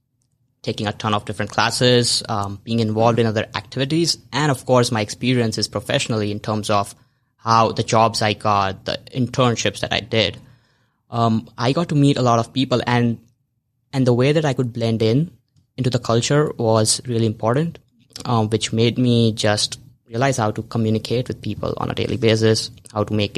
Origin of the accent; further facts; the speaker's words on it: India; moved away as an adult; I moved from India like 2.5 years ago to this country, and being in a new city, being in a new environment